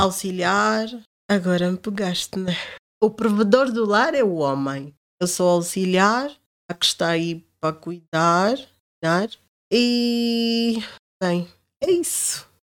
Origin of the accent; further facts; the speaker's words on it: Angola; moved away; Eu sou angolana, africana